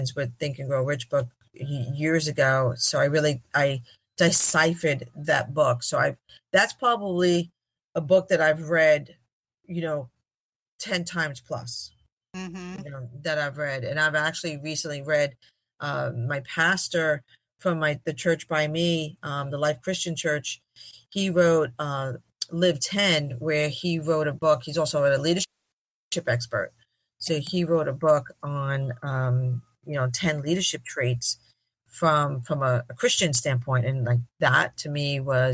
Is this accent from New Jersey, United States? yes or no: no; New York City, New York, United States; growing up in Brooklyn, I would say I was a French Guinea